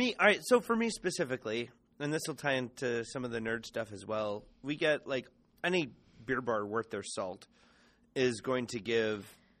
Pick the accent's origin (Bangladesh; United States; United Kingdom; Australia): United States; Ohio; I'm from Ohio and we didn't have knee-high. That shit didn't make it north of the river.